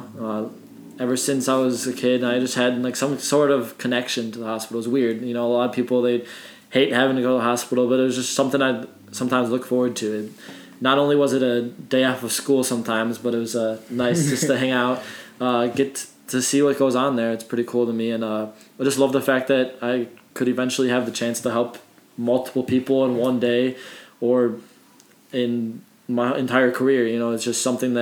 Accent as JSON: {"language": "English", "town": "Parma", "region": "Ohio", "country": "United States", "tie": "born or raised there", "lives_now": "Columbus, United States", "said": "I'm from Parma as well"}